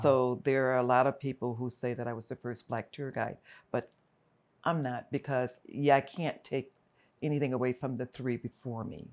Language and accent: English; Los Angeles, California, United States; also born or lived in Fullerton, California; So, I'm from South Central Los Angeles. I grew up in Watts, in the Compton area